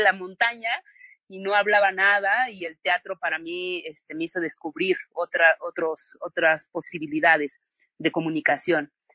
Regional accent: Villa Guadalupe Victoria, Oaxaca, Mexico; moved away; also born or lived in Tlaxiaco / Mexico City; yo soy originaria aquí de Villa Guadalupe Victoria, me fui a estudiar a Tlaxiaco primero

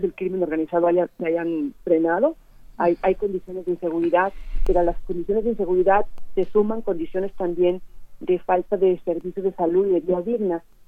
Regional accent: Mexico; como mexicanos tenemos

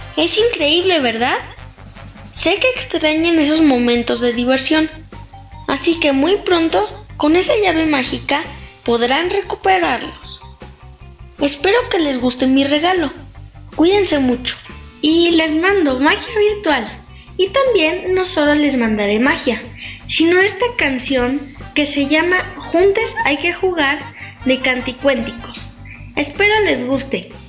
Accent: Mexico City, Mexico; soy de la Ciudad de México, o sea, Chilango

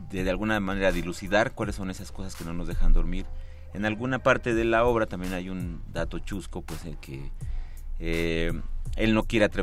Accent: Mexico; creo que en nuestro país se ha hecho eh, esta pues contraparte de, que nuestra historia como mexicanos, como seres humanos, no importa.

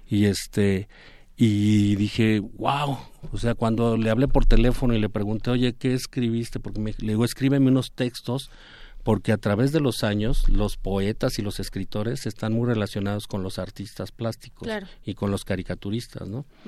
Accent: Mexico; como artista mexicano, como caricaturista.

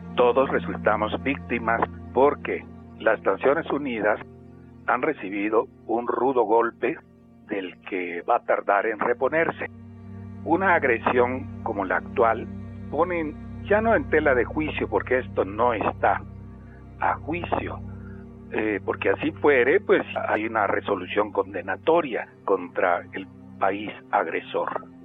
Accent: Mexico; Yo como mexicano

